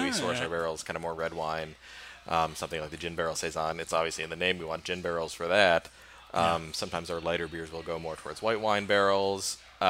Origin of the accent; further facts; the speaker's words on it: Midwest, United States; I grew up in the Midwest.